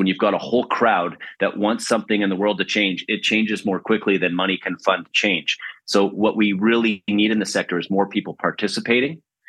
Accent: Vancouver, British Columbia, Canada; also born or lived in Prince George / Montreal; I am a BCite. I'm not sure if I've heard that term before. I'm from Vancouver, born in Prince George, actually. Lived there just for a minute, though, and been in Vancouver my whole life, other than a stint in Montreal, where I went to school at McGill

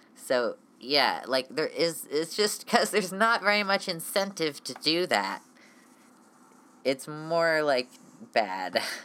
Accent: United States; I am a genderqueer, transmasculinish ish American person

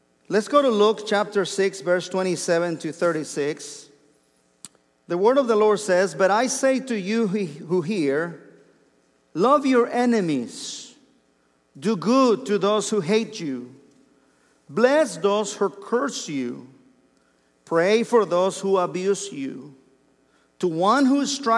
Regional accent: Mexico; English is a second language; moved away as an adult; I was born and raised in Mexico, and I didn't learn English until I was 23 years old.

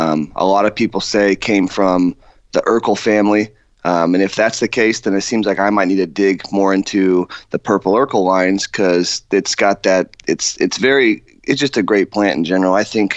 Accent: California, United States; moved away; I'm from California originally

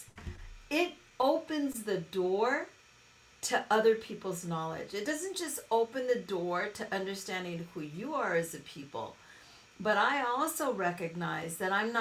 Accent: Los Angeles, California, United States; growing up in South Central Los Angeles

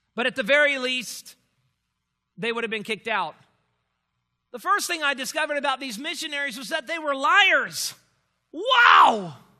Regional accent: Miami, Florida, United States; moved away as an adult; also born or lived in Louisville, Kentucky; I had never left home before, home being Miami

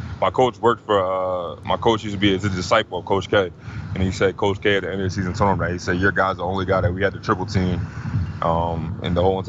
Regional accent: Sicklerville, New Jersey, United States; also born or lived in Philadelphia, Pennsylvania; I was born in Philadelphia, Pennsylvania. You know, I lived there probably for the first, I don't know, 6-7 years of my life. And then I moved to a small town in South Jersey called Sicklerville, New Jersey.

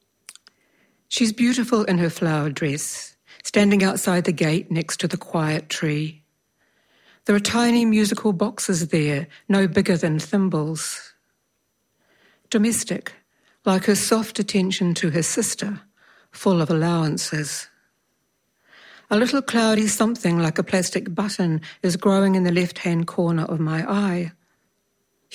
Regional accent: Alexandra, Otago, New Zealand; I was born in Alexandra

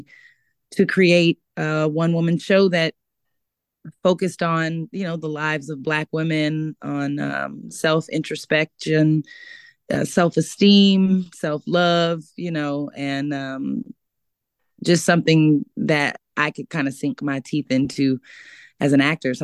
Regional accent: Sacramento, California, United States; moved away as an adult; now in Los Angeles, United States; I'm from Sacramento, California, originally. I was born and raised there.

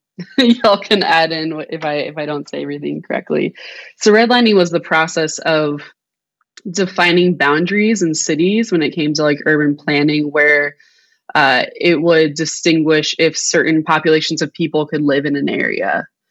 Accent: Akron, Ohio, United States; also born or lived in Meadville, Pennsylvania; So I was born and raised in Akron, Ohio. I am the granddaughter of a rubber worker and the daughter of a marketing entrepreneur.

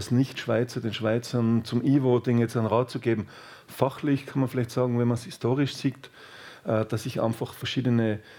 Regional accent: Austria; das kann ich als Österreicher schon sagen

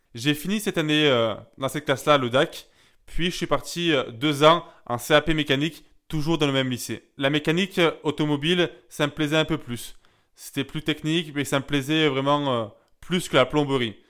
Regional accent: Gap, Provence-Alpes-Côte d'Azur, France; à Gap, là où j'ai grandi

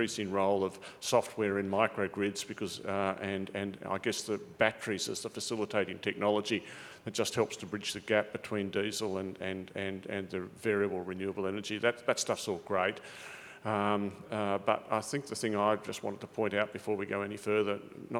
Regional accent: Australia; I'm an Aussie

